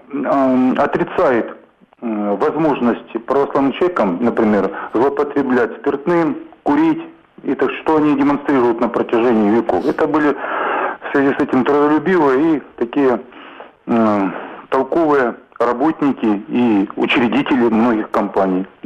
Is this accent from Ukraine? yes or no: yes; Donbas, Ukraine; Так как я родом из Донбасса, то я бы хотел вам сказать, что там на 90% население русское по своему происхождению.